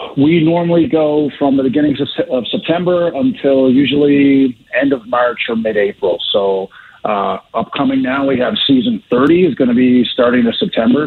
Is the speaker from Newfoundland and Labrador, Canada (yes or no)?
yes; Newfoundland and Labrador, Canada; now in Calgary, Canada; I was just from Newfoundland